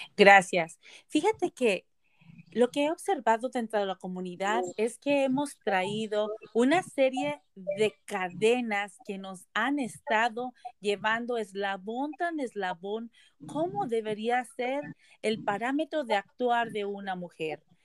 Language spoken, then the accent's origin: Spanish; Nayarit, Mexico; moved away as an adult; now in Beaverton, United States; yo soy mexicana del estado de Nayarit, soy Cora, eh, llegué a Estados Unidos cuando me casé hace aproximadamente 23 años